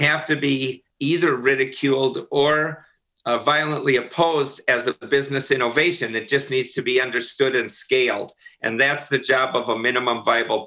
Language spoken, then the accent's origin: English; Minnesota, United States; I'm from Minnesota.